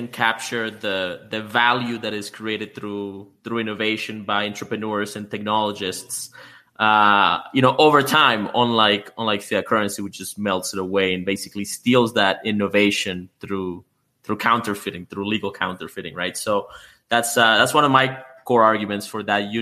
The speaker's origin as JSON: {"language": "English", "country": "Canada", "said": "I'm Canadian myself."}